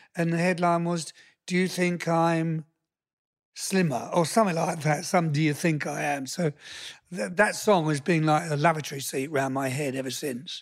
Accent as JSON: {"language": "English", "country": "United Kingdom", "moved": "as an adult", "lives_now": "United States", "said": "I'm British"}